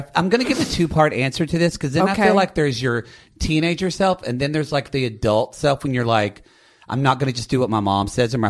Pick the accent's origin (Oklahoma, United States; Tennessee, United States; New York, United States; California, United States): Oklahoma, United States; moved away; I'm originally from Oklahoma, Jake's from South Carolina, but both small town.